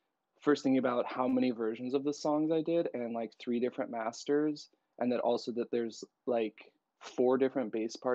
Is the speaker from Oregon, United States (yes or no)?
yes; Roseburg, Oregon, United States; moved away as an adult; now in Portland, United States; I am from Roseburg, Oregon, but like outside. So the forest in the boonies in southern Oregon